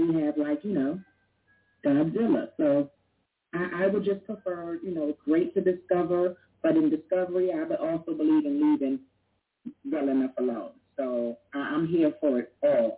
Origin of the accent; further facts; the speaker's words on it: New York, United States; growing up in New York